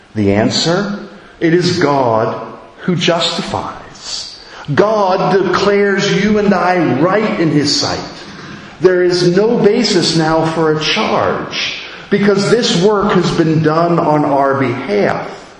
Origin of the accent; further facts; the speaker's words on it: United States; moved away as an adult; as an American